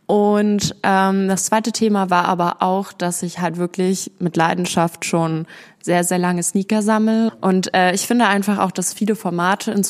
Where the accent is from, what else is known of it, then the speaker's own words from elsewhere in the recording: Berlin, Germany; now in Essen, Germany; Ich komme ursprünglich aus Berlin und bin vor zwei Jahren dann hier in den Ruhrpott gezogen, nach Essen. Und genau, ich ziehe jetzt auch bald wieder zurück.